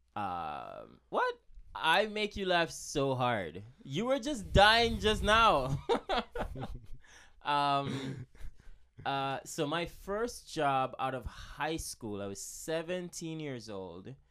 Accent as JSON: {"language": "English", "country": "Jamaica", "said": "I'm from Jamaica"}